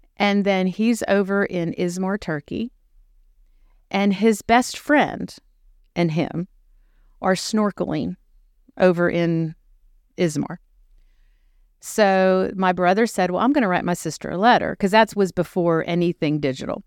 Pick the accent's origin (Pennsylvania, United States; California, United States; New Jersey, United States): Pennsylvania, United States; Uniontown; moved away as an adult; also born or lived in Charleston, South Carolina; now in Dickson, United States; I am a native of Western Pennsylvania, which is all things Pittsburgh. And I grew up in a small town, Union Town.